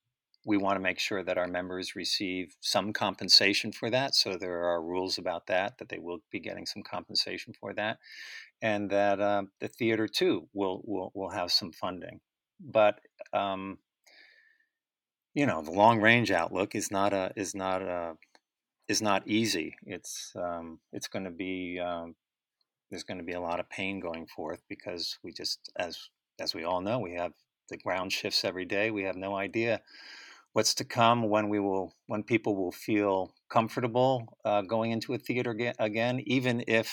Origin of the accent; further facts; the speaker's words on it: Old Greenwich, Connecticut, United States; I grew up in Old Greenwich, Connecticut.